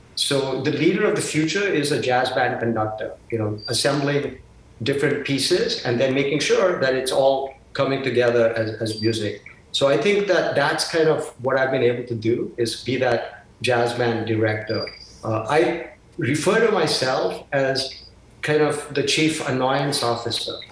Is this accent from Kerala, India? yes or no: no; Mumbai, Maharashtra, India; moved away; my hometown of Bombay